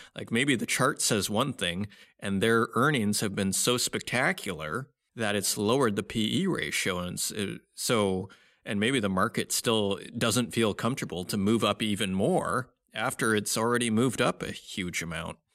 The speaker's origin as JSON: {"language": "English", "town": "Saskatoon", "region": "Saskatchewan", "country": "Canada", "tie": "born or raised there", "said": "based in Saskatoon, Saskatchewan, my hometown"}